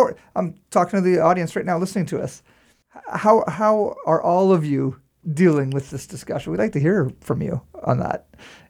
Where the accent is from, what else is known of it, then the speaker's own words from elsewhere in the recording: Saint John, New Brunswick, Canada; growing up in St. John